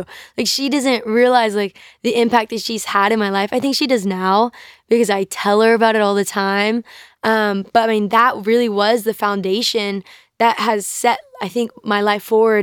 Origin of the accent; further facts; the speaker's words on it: North Carolina, United States; I grew up in North Carolina